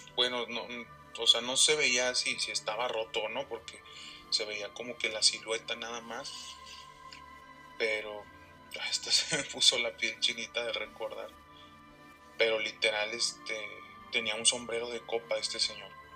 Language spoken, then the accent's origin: Spanish; Saltillo, Coahuila, Mexico; somos de aquí de Saltillo, Coahuila